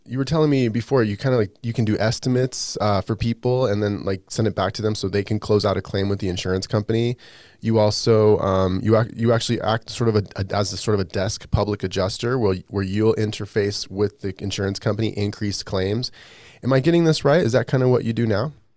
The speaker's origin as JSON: {"language": "English", "town": "Las Vegas", "region": "Nevada", "country": "United States", "tie": "born or raised there", "said": "I grew up in Vegas"}